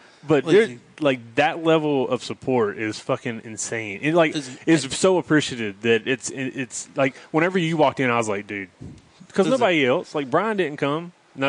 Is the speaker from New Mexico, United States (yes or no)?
no; North Carolina, United States; accent: North Carolina; You can tell I got a North Carolina accent or that little Southern accent, but it's not like, hey y'all.